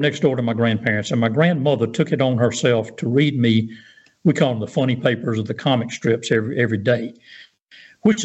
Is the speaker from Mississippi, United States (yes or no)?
yes; Pascagoula, Mississippi, United States; I grew up in North Pascagoula.